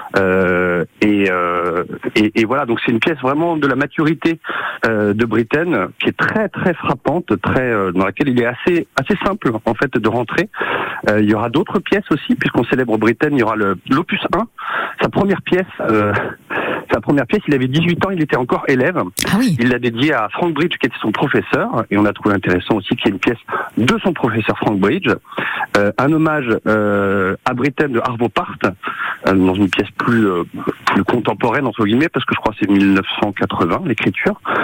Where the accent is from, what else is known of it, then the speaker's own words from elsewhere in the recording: Normandy, France; Moi-même, je suis normand euh, à l'origine